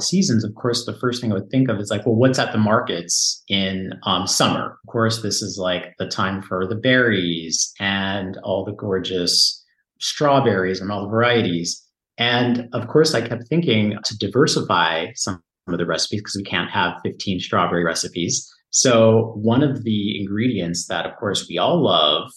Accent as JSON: {"language": "English", "town": "San Diego", "region": "California", "country": "United States", "tie": "born or raised there", "moved": "as an adult", "lives_now": "France", "said": "Southern California, where I grew up in San Diego"}